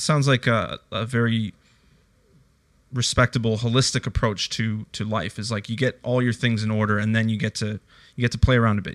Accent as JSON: {"language": "English", "country": "Canada", "tie": "born or raised there", "moved": "yes", "lives_now": "Australia", "said": "I grew up in Canada"}